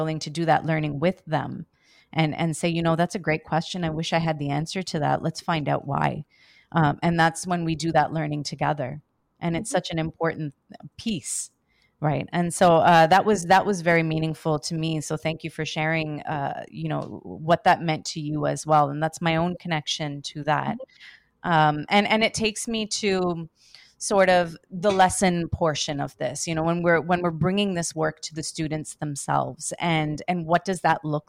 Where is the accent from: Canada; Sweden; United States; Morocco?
Canada; Myself being born and raised in Canada